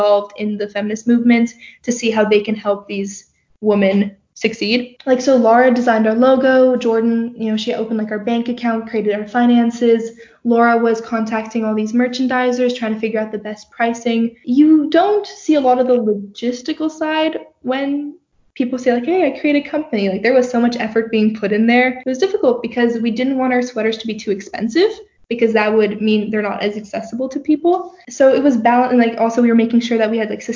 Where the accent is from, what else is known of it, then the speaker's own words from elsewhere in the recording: Turkey; now in Canada; I grew up in Turkey.